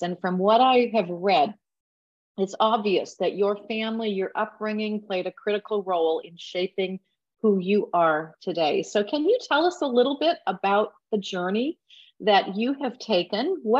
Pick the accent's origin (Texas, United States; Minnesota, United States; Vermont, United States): Minnesota, United States; Inverhills Community College in Minnesota, my home state